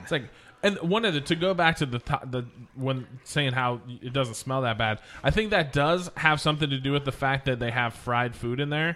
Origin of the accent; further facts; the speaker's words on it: Oregon, United States; also born or lived in Minneapolis area / Oklahoma; now in Houston, United States; I'm from Oregon, so I've been in Portland